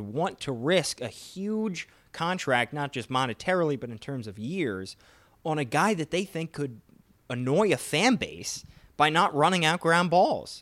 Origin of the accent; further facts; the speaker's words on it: Philadelphia, Pennsylvania, United States; my hometown team, the Philadelphia Phillies